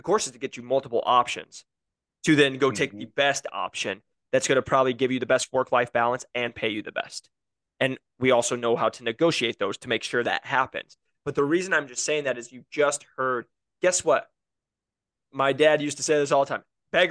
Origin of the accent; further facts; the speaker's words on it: Iowa, United States; I'm from Iowa